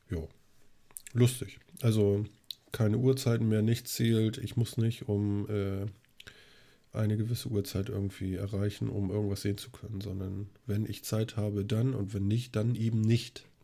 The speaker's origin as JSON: {"language": "German", "region": "Schleswig-Holstein", "country": "Germany", "said": "Was wir vielleicht erzählen könnten, wir sind Schleswig-Holsteiner. Speckgürtel Hamburg."}